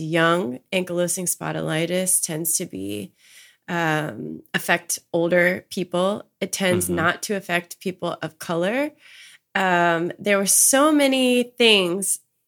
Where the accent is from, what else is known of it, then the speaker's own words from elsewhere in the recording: Maryland, United States; I'm from Maryland. So I was essentially home with my family.